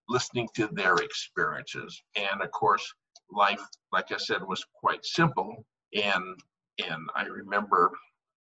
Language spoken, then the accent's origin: English; Missoula, Montana, United States; now in Bellevue, United States; Born and raised in Missoula, Montana.